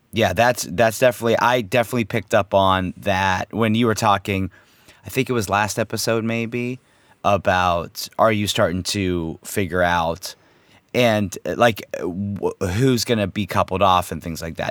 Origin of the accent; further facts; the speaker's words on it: United States; as an American, myself, a true American as myself